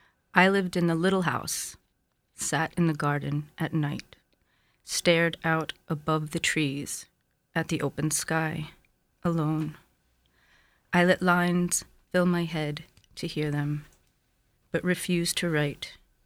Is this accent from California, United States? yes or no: no; Bloomfield, New Jersey, United States; moved away as an adult; also born or lived in New York City; now in Orient, United States; I was actually born in New York City, but okay. I grew up in Bloomfield.